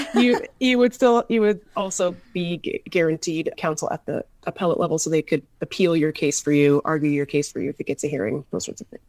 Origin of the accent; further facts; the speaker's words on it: Seattle, Washington, United States; moved away; I grew up in Seattle